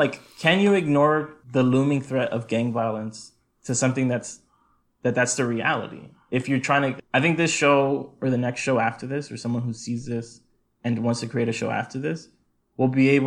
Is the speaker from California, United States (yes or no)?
yes; Lynwood, California, United States; also born or lived in Compton; we grew up in Linwood